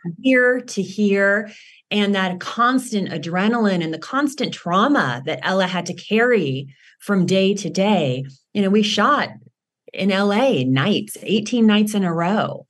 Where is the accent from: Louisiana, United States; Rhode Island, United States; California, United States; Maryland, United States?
California, United States; Los Angeles; I grew up in Los Angeles